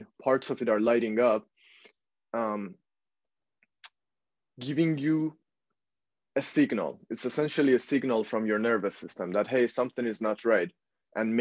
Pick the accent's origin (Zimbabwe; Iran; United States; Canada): Iran; now in Netherlands; I was born and raised in Iran